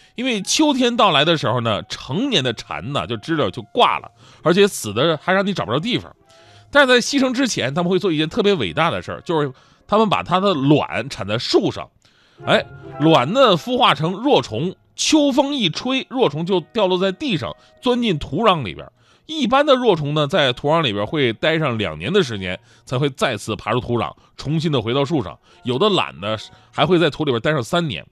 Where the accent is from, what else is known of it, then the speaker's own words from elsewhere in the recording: Northeast China, China; also born or lived in Jiangsu and Zhejiang / Shandong (grandparents); 还有东北，东北就是吃饺子，啊，东北反正是个节气就吃饺子。就我们对饺子有谜一样的爱恋